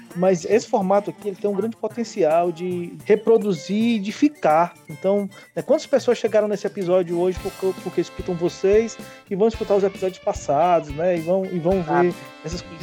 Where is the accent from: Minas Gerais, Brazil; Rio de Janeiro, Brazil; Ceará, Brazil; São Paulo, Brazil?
Ceará, Brazil; accent: Cariri / cearense; moved away as an adult; also born or lived in Cuiabá; now in Natal, Brazil